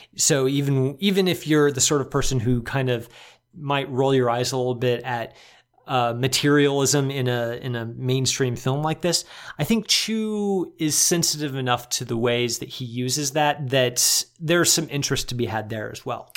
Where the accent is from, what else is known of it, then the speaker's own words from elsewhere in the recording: Chicago, Illinois, United States; as a Chicagoan